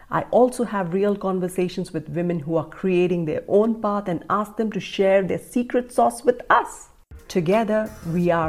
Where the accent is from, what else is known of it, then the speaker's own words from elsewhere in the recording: India; Growing up in India, a great career option was to pursue engineering and then combine those skills with the MBA to climb the corporate ladder.